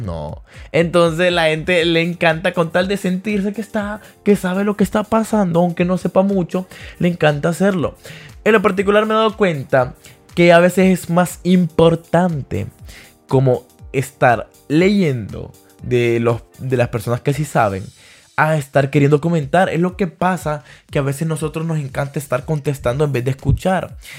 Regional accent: Danlí, El Paraíso, Honduras; also born or lived in Tegucigalpa, Honduras; es mi pueblo, ahí nací

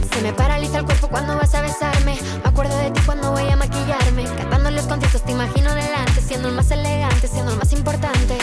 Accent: United States; Spanish is a second language; somos de los Estados Unidos

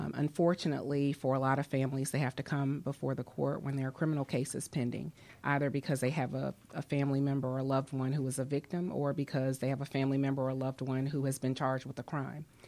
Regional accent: Atlanta, Georgia, United States; also born or lived in New York / New Orleans; I grew up here in Atlanta

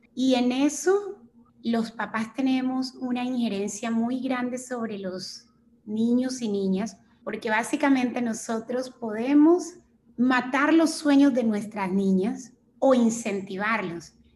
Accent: Chocó, Colombia; moved away as an adult; also born or lived in Bogotá; me fui a la ciudad de Bogotá porque en el departamento del Chocó tampoco tenemos facultades de medicina

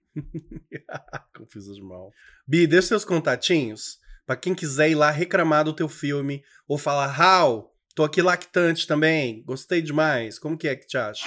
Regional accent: Tocantins, Brazil; also born or lived in Federal District, Brazil; eu sou tocantinense, assim, de alma, de criação, mas eu nasci mesmo, fui parido mesmo no Distrito Federal.

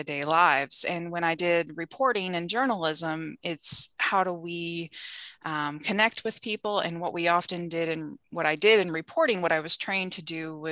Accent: southwestern Wisconsin, United States; The small town that I grew up in southwestern Wisconsin, my mom started a weekly newspaper in my hometown

